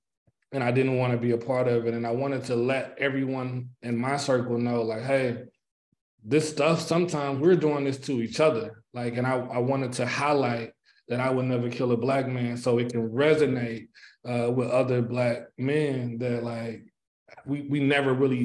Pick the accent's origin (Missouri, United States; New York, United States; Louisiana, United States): Missouri, United States; St. Louis; I am from St. Louis, Missouri. I grew up in Moline Acres in the Riverview Garden School District